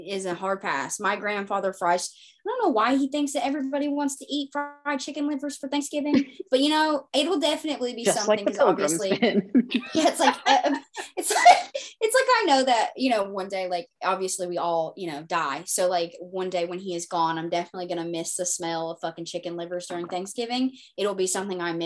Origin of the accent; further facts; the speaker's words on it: the South, United States; I'm from the South